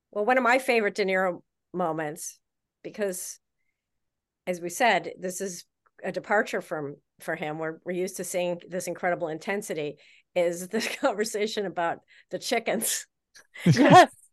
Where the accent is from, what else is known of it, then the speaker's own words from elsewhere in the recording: Chicago, Illinois, United States; I am from Chicago